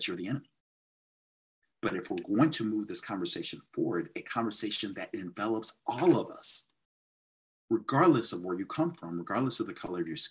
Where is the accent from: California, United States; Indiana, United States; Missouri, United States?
Missouri, United States; St. Louis; also born or lived in Dubuque, Iowa; I grew up in St. Louis